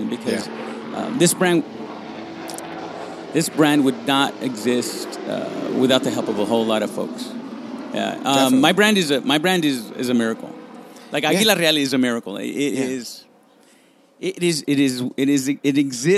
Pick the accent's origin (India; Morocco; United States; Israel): United States; Los Angeles, California; first language Spanish; English is a second language; also born or lived in Monterey Park, California / Guadalajara, Mexico; I'm a kid from Boyle Heights